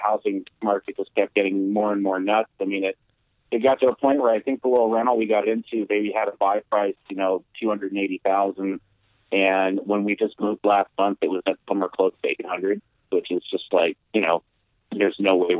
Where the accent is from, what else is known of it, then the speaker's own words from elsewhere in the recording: Auburn, Washington, United States; also born or lived in Seattle, Washington / Renton, Washington; now in Kent, United States; So I grew up in Auburn